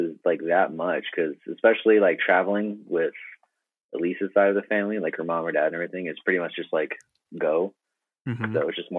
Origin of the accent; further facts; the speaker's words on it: Hawaii, United States; growing up in Hawaii, like I was, like a lot of my friends and everything were Filipino